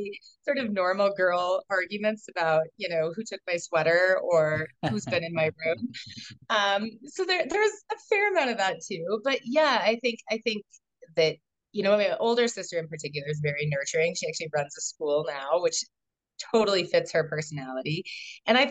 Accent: Colorado, United States; now in Boulder, United States; I was born in Colorado. My family moved a lot. So when people ask, where are you from? That's a hard question to answer because I wasn't really any place more than, 3 or 4 years. We moved throughout Colorado.

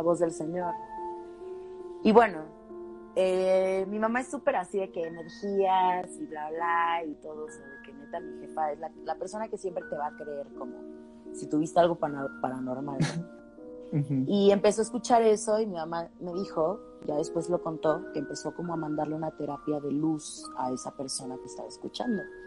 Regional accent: Guadalajara, Jalisco, Mexico; yo soy de Guadalajara

